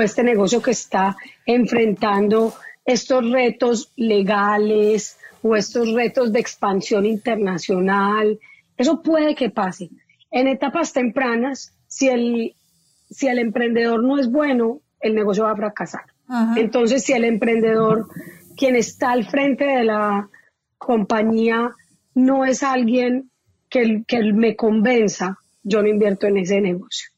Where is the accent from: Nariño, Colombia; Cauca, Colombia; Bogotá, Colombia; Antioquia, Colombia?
Antioquia, Colombia; accent: paisa; moved away; colombiana, como ya se habrán dado cuenta por mi marcado acento, llevo muchísimos años por fuera de Colombia, pero sí, no se me quita la. acento